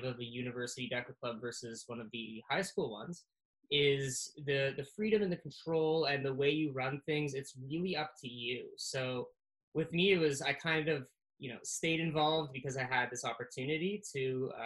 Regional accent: Canada; I was the first Canadian to do so

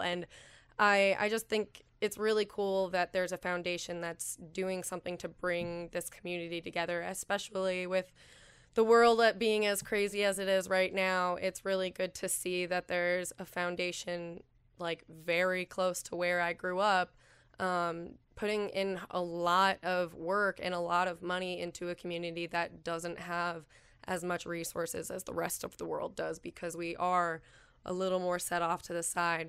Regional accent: Calumet, Michigan, United States; also born or lived in Houghton, Michigan / Bowling Green, Ohio; I grew up in Calumet

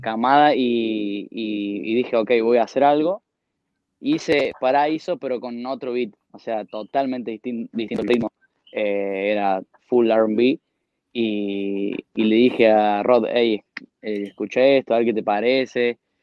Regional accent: Argentina; Soy el primer argentino

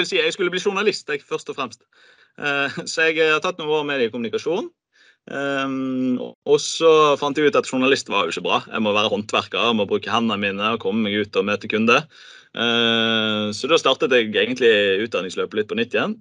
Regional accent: Bergen, Vestland, Norway; som bergenser

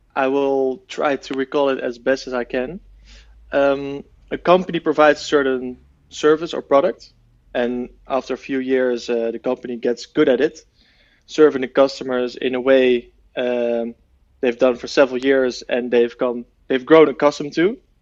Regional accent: The Hague, South Holland, Netherlands; here from my hometown in, uh, The Hague

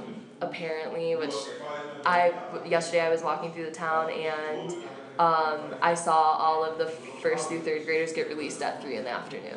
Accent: Cleveland, Ohio, United States; Mm-hmm. We're all from Cleveland.

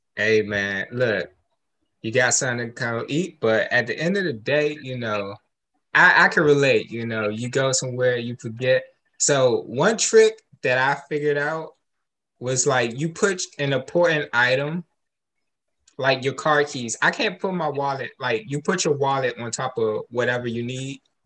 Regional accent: United States; I'm American too

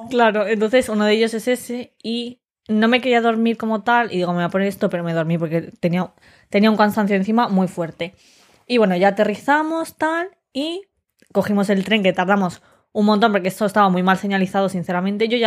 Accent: Madrid, Community of Madrid, Spain; Y yo dijimos, no, no, de Madrid.

